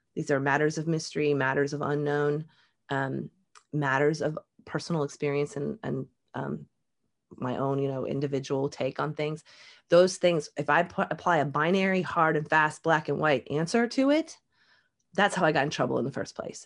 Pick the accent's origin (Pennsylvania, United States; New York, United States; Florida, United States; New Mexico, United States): Florida, United States; Jacksonville; also born or lived in Upper Michigan, United States; And then we moved to Florida and I joined, my family joined a um, Southern Baptist